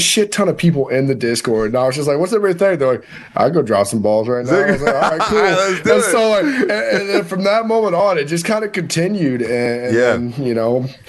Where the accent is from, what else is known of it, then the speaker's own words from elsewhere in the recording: North Carolina, United States; also born or lived in Alaska / New York / Missouri / Colorado; North Carolina. Well, I'm kind of grew up all over the place, right?